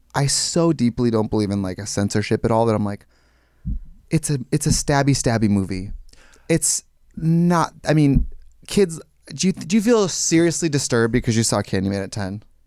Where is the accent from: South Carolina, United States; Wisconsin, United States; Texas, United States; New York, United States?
Wisconsin, United States; Wausau; moved away as an adult; now in Los Angeles, United States; In my hometown in Wausaki, Wisconsin, I'm filthy rich